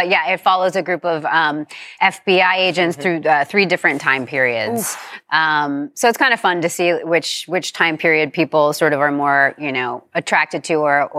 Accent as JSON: {"language": "English", "region": "New York", "country": "United States", "tie": "born or raised there", "said": "I grew up in New York"}